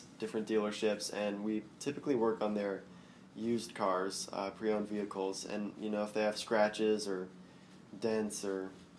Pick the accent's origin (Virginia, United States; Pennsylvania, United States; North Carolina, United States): Virginia, United States; Chesapeake; I was born and raised here in Chesapeake, Virginia, right down the road.